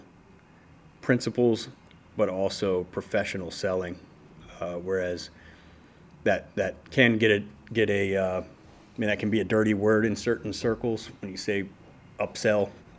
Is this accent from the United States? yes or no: yes; Detroit, Michigan, United States; moved away as an adult; also born or lived in Las Vegas, Nevada; now in Lancaster, United States; I grew up in Detroit, started plumbing there when I was a teenager. At around 24 years old, I moved to Las Vegas